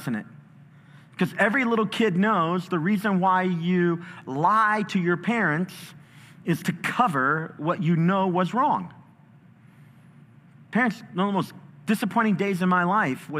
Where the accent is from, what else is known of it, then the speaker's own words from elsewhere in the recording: Chicago, Illinois, United States; I was in a battle, a street fight when I was growing up in Chicago